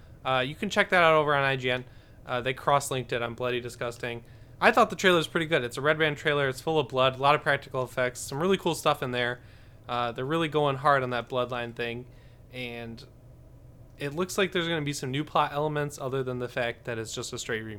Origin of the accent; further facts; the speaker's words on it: Michigan, United States; I'm just from Michigan